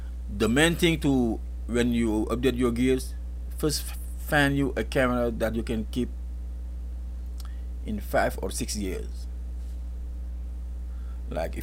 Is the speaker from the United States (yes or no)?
no; Mboro, Thiès, Senegal; moved away; It's the city or village where I grew up in Senegal, and it's called Mboro.